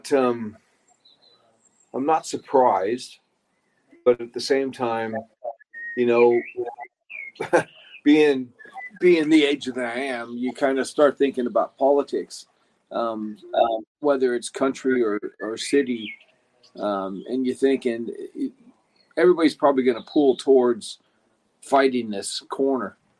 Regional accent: United States; being an American

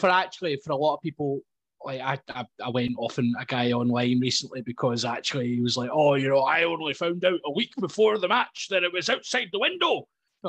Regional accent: Scotland, United Kingdom; as a Scottish rugby fan

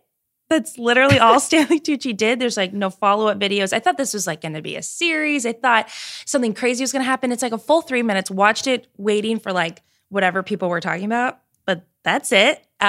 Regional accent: Ireland; As an Irish woman

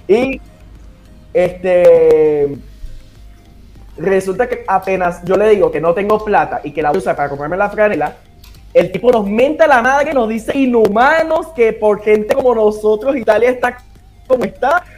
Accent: Caracas, Capital District, Venezuela; Soy de Caracas, Venezuela

